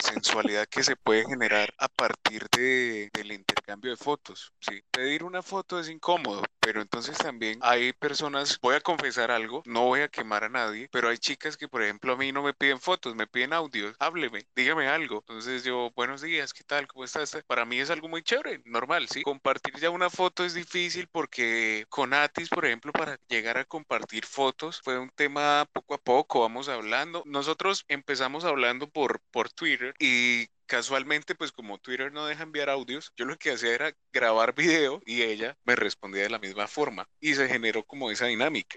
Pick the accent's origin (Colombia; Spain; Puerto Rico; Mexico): Puerto Rico; yo soy de Puerto Rico